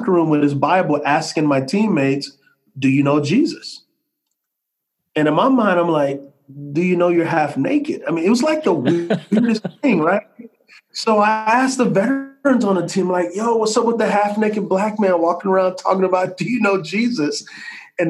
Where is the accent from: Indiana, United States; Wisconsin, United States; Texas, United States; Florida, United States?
Texas, United States; San Antonio; I grew up in San Antonio, Texas